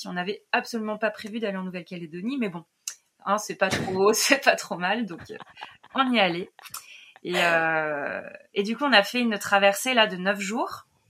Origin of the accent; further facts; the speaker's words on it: Lyon region, Auvergne-Rhône-Alpes, France; moved away; je viens à la base de région lyonnaise